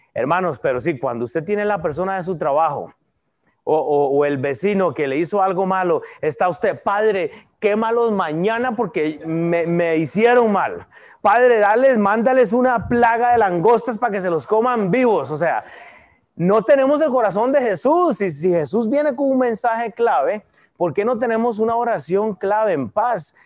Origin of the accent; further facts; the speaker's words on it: Costa Rica; now in United States; yo soy de Costa Rica